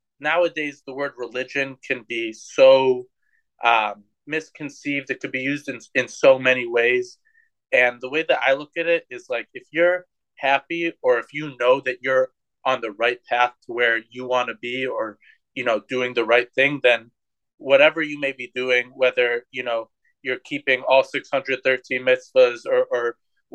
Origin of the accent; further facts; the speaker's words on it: Cleveland, Ohio, United States; growing up in Cleveland, Ohio